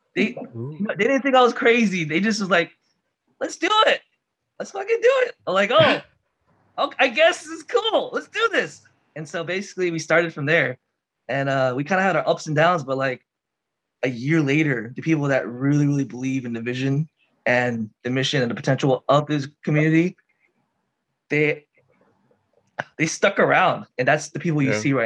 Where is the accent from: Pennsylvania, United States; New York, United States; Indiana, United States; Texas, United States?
Texas, United States; Houston; moved away as an adult; now in Japan; I'm from Texas, if you guys don't know, H-Town.